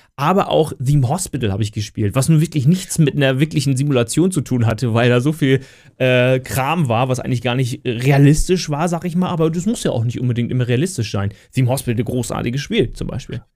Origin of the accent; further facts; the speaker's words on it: Lübeck, Schleswig-Holstein, Germany; ich komme ja aus Lübeck